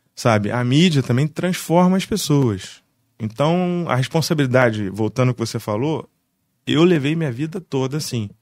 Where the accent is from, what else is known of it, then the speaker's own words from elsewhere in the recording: Barra do Piraí, Rio de Janeiro, Brazil; now in Vassouras, Brazil; Eu sou barrense. Sim, sim. É nasci em Barra, fui morar no Rio, morei justo Fora, morei seis anos no Rio, aí voltei, fiquei um ano em Barra